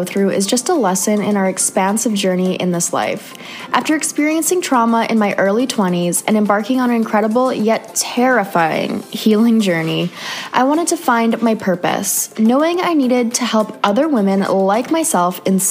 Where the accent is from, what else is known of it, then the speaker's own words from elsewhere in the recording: Canada; another Canadian girl